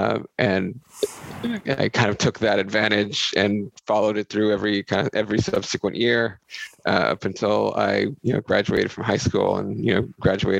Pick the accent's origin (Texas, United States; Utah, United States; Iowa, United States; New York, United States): Texas, United States; Brownsville; moved away as an adult; also born or lived in Bay Area / India / Ireland; I was originally from South Texas, went up to Stanford